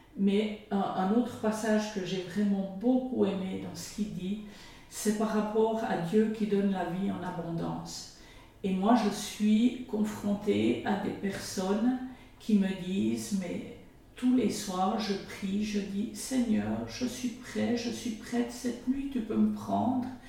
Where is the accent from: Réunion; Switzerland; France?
Switzerland; Jura; also born or lived in Canton of Neuchâtel; now in Neuchâtel, Switzerland; Je viens du Jura